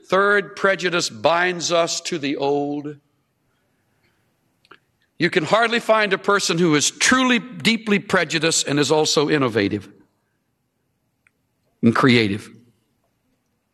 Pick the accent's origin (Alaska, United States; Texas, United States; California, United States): Texas, United States; accent: Texas; my Texas accent